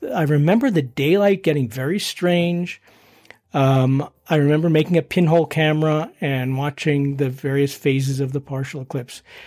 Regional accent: Boston, Massachusetts, United States; also born or lived in Philadelphia, Pennsylvania; now in Colorado, United States; grew up in Boston

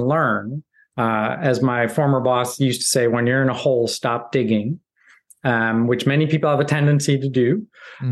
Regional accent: Midwest, United States; I grew up in the Midwest

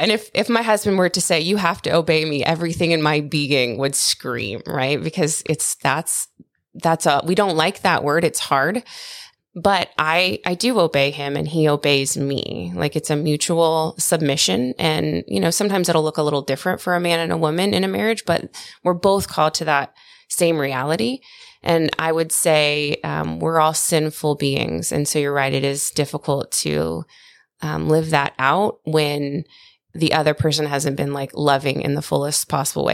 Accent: United States; I'm American

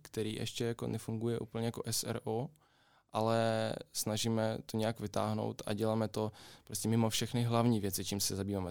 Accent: Kryve Ozero, Mykolaiv Oblast, Ukraine; Czech is a second language; now in Plzeň, Czechia; já jsem z Ukrajiny, z jižní části, z takové malé vesničky. To má jméno Křivé jezero

